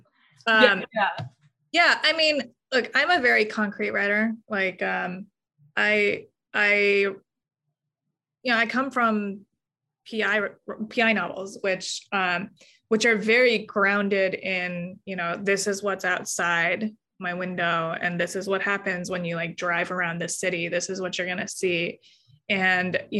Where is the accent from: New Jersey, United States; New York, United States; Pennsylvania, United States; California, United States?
California, United States; Los Angeles; I'm Korean American